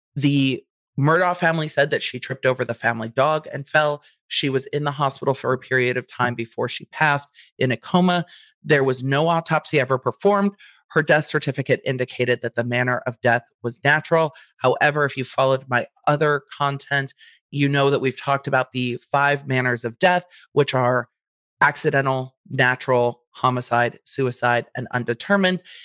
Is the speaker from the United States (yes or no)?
yes; Southern California, United States; I'm from Southern California, my parents are from Jersey and Pennsylvania